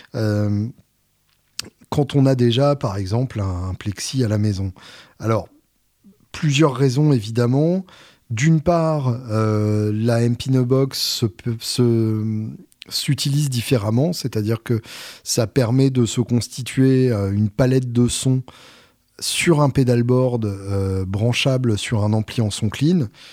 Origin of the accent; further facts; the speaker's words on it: Normandy, France; je suis Normand